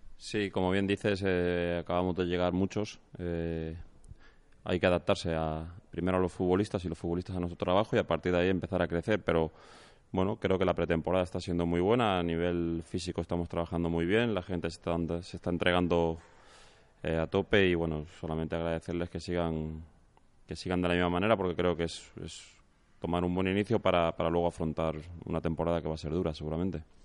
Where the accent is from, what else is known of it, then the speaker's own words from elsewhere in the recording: León, Castile and León, Spain; soy nacido en León